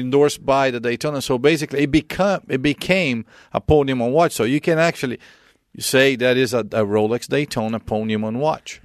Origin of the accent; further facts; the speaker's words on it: Brazil; moved away; growing up in Brazil, um, I lost my dad when I was thirteen